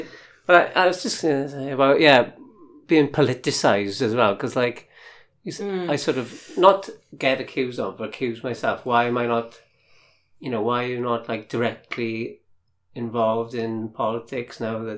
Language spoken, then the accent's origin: English; Wales, United Kingdom; And I'm a Welsh poet. But yeah, you've got like this bardic thing going on as well, which I play on a bit.